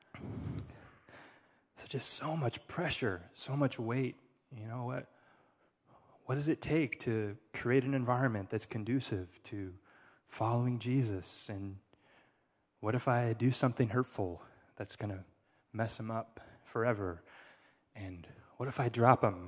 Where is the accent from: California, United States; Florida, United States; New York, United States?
California, United States; I'm from California